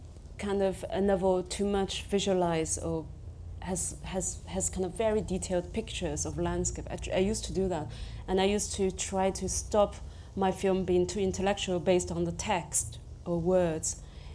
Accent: China; English is a second language; because I came from the Chinese society, which very, very province and village based, and I went to the biggest city in China.

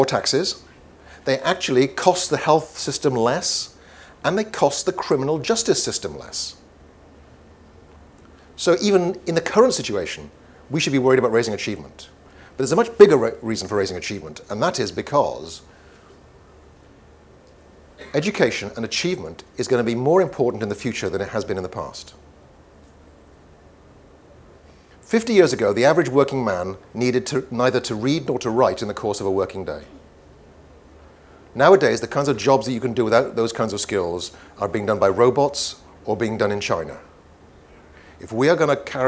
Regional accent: Wales, United Kingdom; first language Welsh; English is a second language; my mother tongue is Welsh

